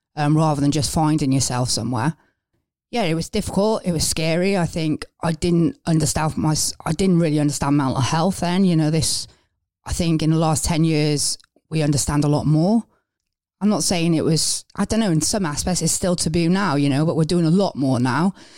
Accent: Wales, United Kingdom; moved away as an adult; now in England; I'm originally from Wales

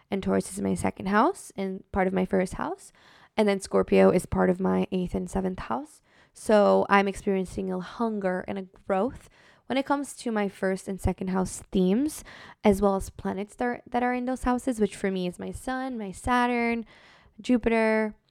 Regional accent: Brazil; now in United States; especially when I moved to the United States from Brazil, like I just felt so different than everyone around me

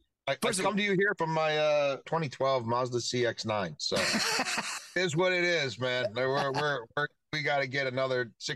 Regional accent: Baltimore, Maryland, United States; I'm from Baltimore. I've always rooted for the O's.

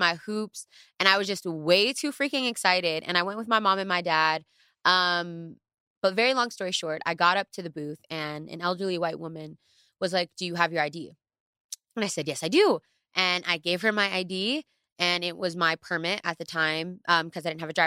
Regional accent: New York, United States; I was born in New York. I went to Harrison High

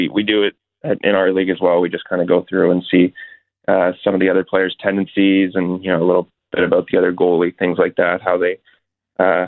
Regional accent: Richmond Hill, Ontario, Canada; Toronto, I grew up in Richmond Hills, so the Leafs are my childhood team

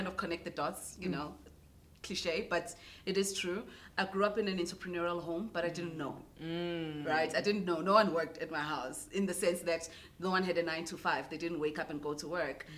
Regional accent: Newcastle, KwaZulu-Natal, South Africa; I'm a girl from Newcastle, eMatateni. I grew up there

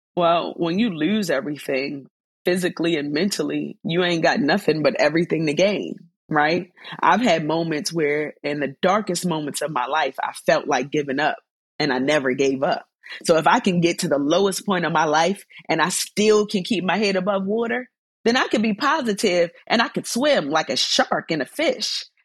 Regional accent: Baltimore, Maryland, United States; Baltimore, my hometown

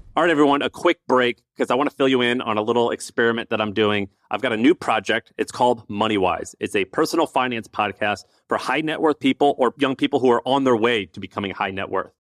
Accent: Missouri, United States; I'm from Missouri.

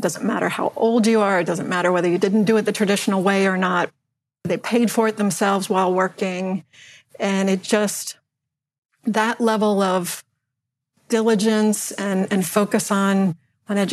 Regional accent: Northern Virginia, United States; also born or lived in Washington, D.C.; I was born in Washington, D.C., and grew up in the Northern Virginia area

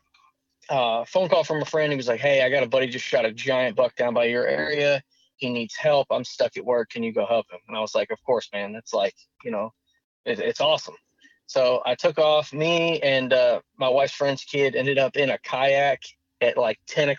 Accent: Western New York, United States; moved away as an adult; also born or lived in Fort Campbell, Kentucky; now in Tennessee, United States; I originally grew up in Western New York.

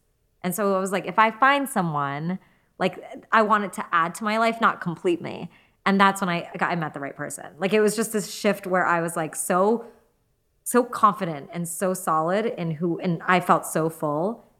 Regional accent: Gujarat, India; Sikh, I'm Hindu. He's Punjabi, I'm Gujarati. We're actually, even within India

